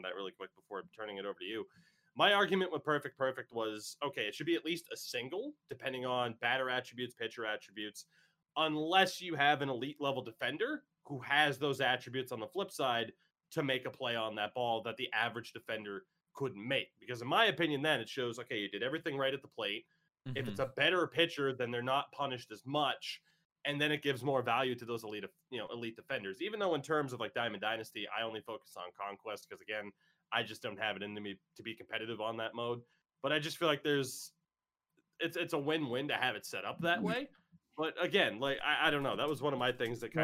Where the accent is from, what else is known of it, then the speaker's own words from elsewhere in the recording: Maine, United States; also born or lived in Massachusetts; I am from Massachusetts, but I live in Maine